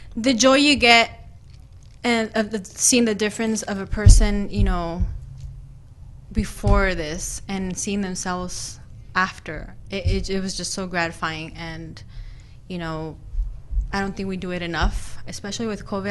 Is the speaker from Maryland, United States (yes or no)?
no; Phoenix, Arizona, United States; also born or lived in Durango, Mexico; raised here in Phoenix.